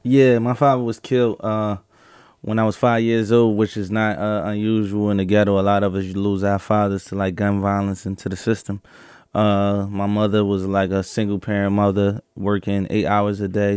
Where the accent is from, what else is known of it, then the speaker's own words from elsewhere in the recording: Philadelphia, Pennsylvania, United States; I grew up in Philadelphia, uh, North Philadelphia in the beginning of my life, and I would say South Philadelphia, uh, probably from, uh, fourteen years old on out